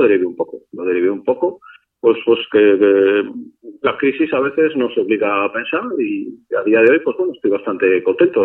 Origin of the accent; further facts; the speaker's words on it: Spain